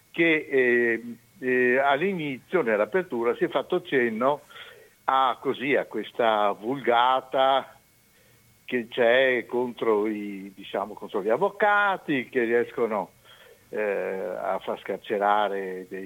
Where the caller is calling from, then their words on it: Romano d'Ezzelino, Veneto, Italy; Ah sì, da Romano De Zulino, via della Madonnetta 47.